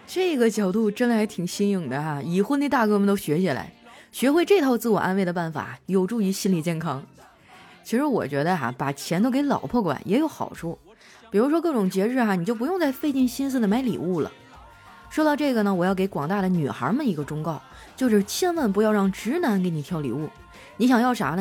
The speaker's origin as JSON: {"language": "Chinese", "region": "Heilongjiang", "country": "China", "tie": "born or raised there", "said": "我老家是黑龙江的嘛，不靠海，所以那次是我第一次吃海鲜"}